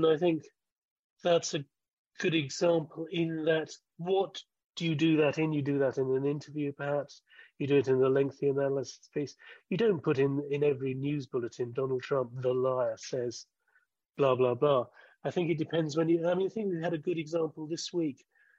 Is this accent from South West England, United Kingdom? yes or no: no; Hillingdon, London, United Kingdom; No, I didn't. I didn't alter my accent or draw my Hillingdon roots. No, I've always spoken like this, and my parents had posh voices, even though they weren't particularly posh.